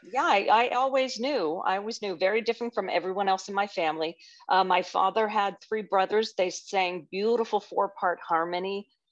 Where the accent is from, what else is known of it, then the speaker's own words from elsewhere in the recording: Orlando, Florida, United States; also born or lived in Youngstown, Ohio / Winter Park, Florida; I grew up in Orlando, basically. We moved here in sixty-nine